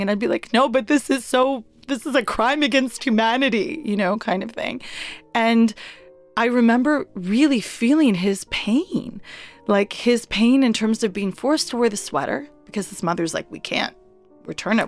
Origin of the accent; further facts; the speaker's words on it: Halifax, Nova Scotia, Canada; I'm a Pakistani Canadian Muslim woman who was born and raised in Halifax, Nova Scotia.